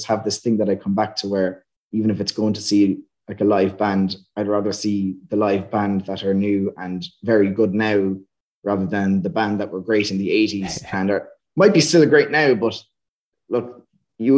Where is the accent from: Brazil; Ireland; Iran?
Ireland; Dundalk, Leinster; now in Limerick, Ireland; I'm from Dundalk myself.